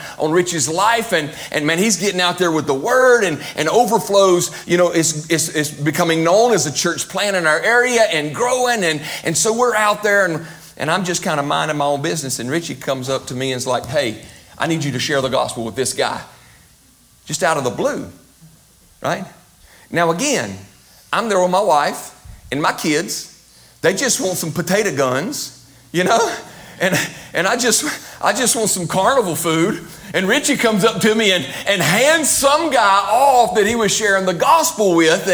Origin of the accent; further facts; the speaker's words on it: United States; Our families knew each other as we were growing up in McGee